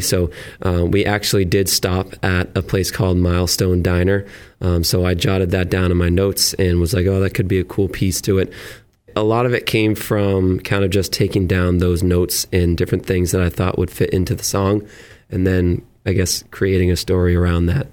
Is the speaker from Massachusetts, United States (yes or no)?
yes; Auburn, Massachusetts, United States; moved away as an adult; also born or lived in Millbury, Massachusetts / Worcester, Massachusetts; now in Plymouth, United States; I grew up in Auburn, uh, Mass, and lived in Millbury for the last couple years, and just moved down to Plymouth